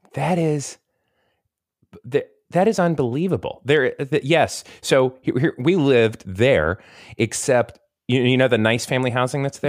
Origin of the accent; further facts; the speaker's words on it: Tampa, Florida, United States; moved away as an adult; also born or lived in Kentucky; I grew up in the Tampa, Saint Pete area, right by the beach